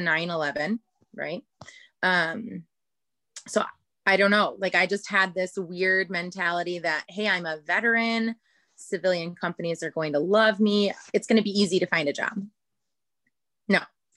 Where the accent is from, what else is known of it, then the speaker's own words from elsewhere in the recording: Chicago, Illinois, United States; moved away as an adult; I'm from Chicago